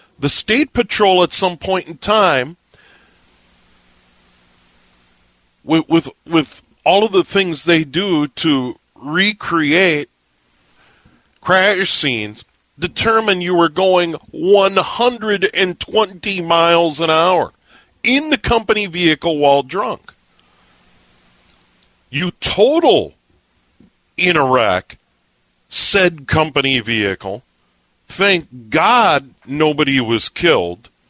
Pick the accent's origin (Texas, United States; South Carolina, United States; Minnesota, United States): Minnesota, United States; Hennepin County suburbs; also born or lived in St. Paul, Minnesota / Montevideo, Minnesota / South Dakota; I was born in St. Paul, so I was born in Ramsey County. But when I was 9, we moved to the northern suburbs of Hennepin County. And most of my life, I've lived in Hennepin County